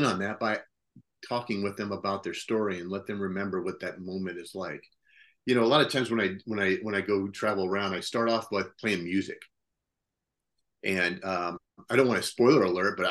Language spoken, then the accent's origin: English; Ottumwa, Iowa, United States; growing up in Ottumwa, my dad made some bad choices